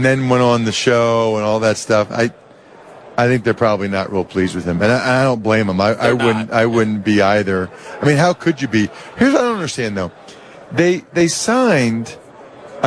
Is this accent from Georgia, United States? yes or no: no; Reading, Pennsylvania, United States; I'm from Reading, Pennsylvania, which is an hour west of Philly